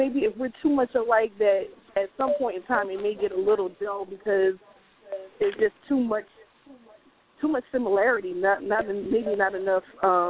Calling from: Tennessee, United States; from Tennessee.

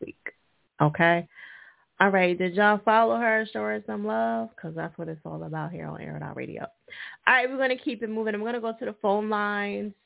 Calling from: Detroit, Michigan, United States; I'm calling from Detroit, Michigan

